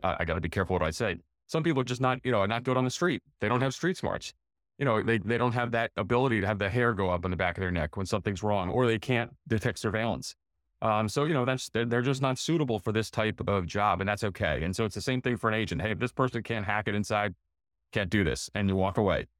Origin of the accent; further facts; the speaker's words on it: United States; we're from the United States of America